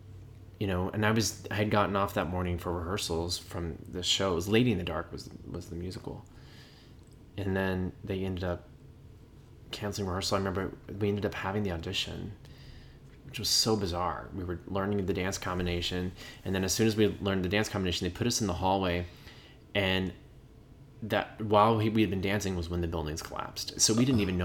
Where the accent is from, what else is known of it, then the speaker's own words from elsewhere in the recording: Beaumont, Texas, United States; moved away; I'm from Beaumont